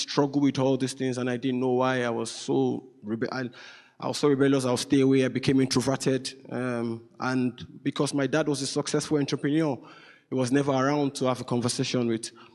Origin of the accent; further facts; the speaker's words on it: Nigeria; moved away; I'm Nigerian. So I'm from Nigeria, west of Africa, the most populous black country, beautiful country.